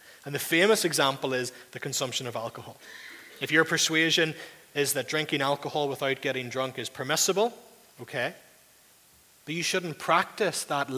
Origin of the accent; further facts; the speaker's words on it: Northern Ireland, United Kingdom; You and I are culturally, mostly in the room, culturally Northern Irish